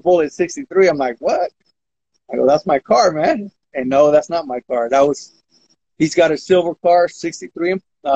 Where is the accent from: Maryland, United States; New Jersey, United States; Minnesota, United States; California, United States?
California, United States; Modesto; Growing up in South Modesto